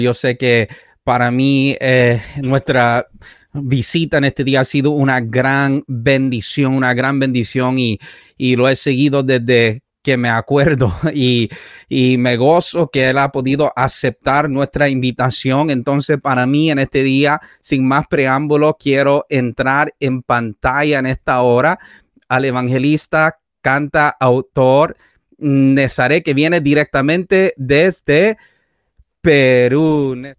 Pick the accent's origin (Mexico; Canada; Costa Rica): Canada; also born or lived in Puerto Rico; yo viví en Puerto Rico durante siete años, he viajado por los Estados Unidos y bueno, fui criado en Canadá